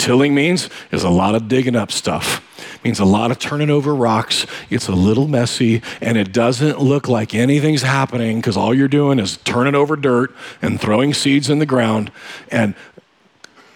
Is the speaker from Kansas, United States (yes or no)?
yes; Kansas, United States; moved away; I grew up in Kansas-Nebraska border.